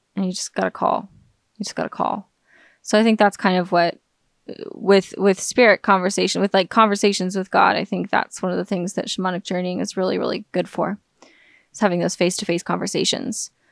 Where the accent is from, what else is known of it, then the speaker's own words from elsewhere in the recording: United States; the scientific atheism that I've been exposed to my entire life growing up in America